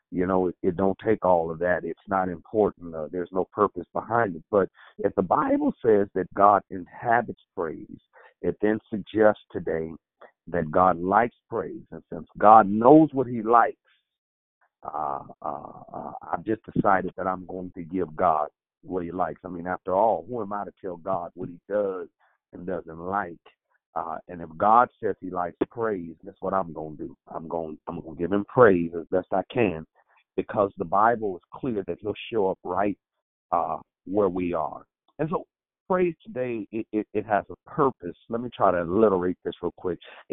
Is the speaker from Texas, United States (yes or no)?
no; Oakland, California, United States; I am from Oakland, California